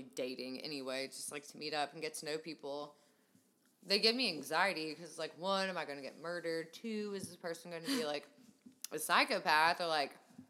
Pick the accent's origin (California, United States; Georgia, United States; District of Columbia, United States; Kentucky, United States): Kentucky, United States; I'm from Kentucky